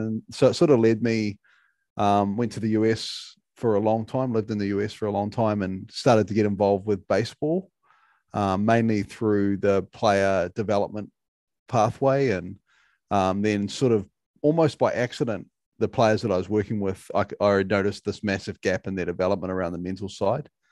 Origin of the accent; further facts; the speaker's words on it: New Zealand; being a Kiwi